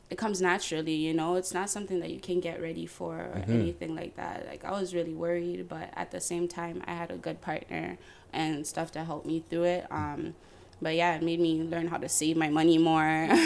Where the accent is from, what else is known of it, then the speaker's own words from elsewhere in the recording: Toronto, Ontario, Canada; I'm from Jane, like Jane and Lawrence